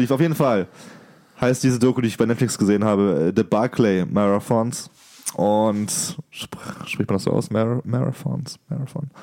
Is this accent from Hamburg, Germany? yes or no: no; Baden-Württemberg, Germany; Ich komme aus Baden, nicht aus dem Schwabenland.